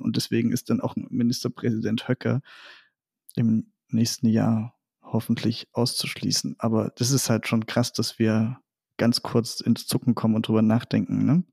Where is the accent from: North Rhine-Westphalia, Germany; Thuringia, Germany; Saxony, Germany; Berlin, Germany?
Saxony, Germany; Meissen; ich bin Sachse, ich äh, stamme aus der Nähe von Dresden, äh, aus Meißen